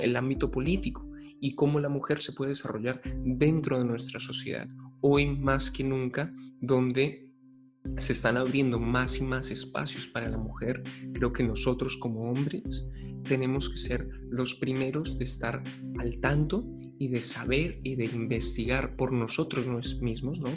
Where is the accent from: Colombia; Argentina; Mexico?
Colombia; como hombres colombianos